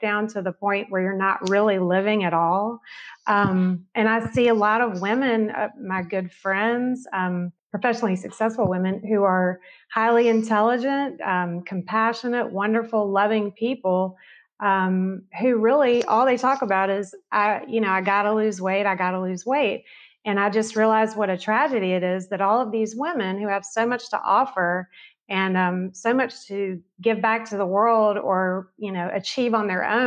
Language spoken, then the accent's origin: English; the South, United States; growing up in the South